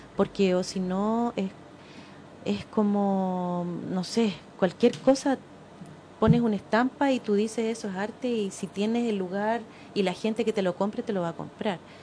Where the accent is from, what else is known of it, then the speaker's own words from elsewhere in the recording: Chile; somos apocados los chilenos